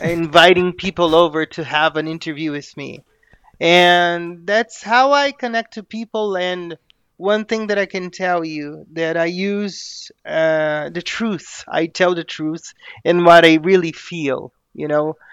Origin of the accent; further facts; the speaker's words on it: Brazil; I am a Brazilian native